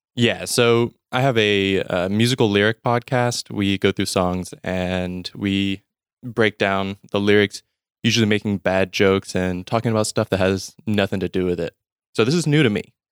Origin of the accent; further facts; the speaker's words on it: Mississippi, United States; I'm from Mississippi in the U S, and not born here, but I've lived most of my life here